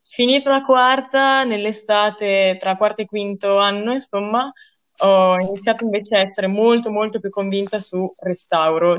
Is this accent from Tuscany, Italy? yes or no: no; Rolo, Emilia-Romagna, Italy; moved away as an adult; now in Trento, Italy; E sono dalla provincia di Reggio Emilia